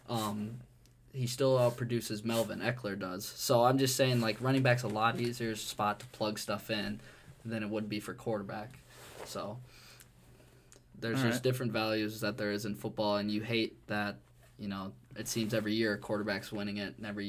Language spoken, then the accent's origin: English; Minnesota, United States; we're all from Minnesota